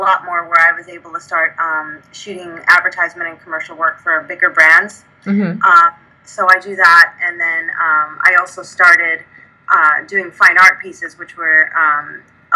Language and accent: English; New York City, New York, United States; moved away as an adult; now in Arizona, United States; We grew up in New York. And we were great friends throughout high school